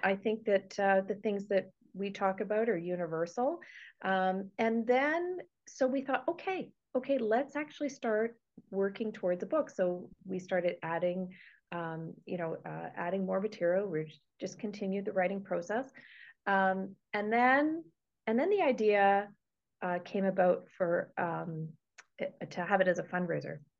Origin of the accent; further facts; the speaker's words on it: Toronto, Ontario, Canada; moved away as an adult; also born or lived in Woodstock, Ontario; I'm originally from Toronto. I was born and raised there and lived there for 30 years.